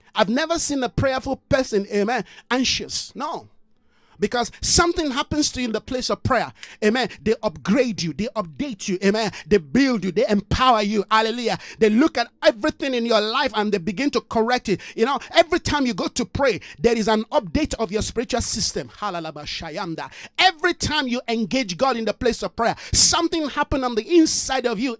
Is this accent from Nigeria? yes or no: yes; Nigeria; moved away; I'm a Nigerian.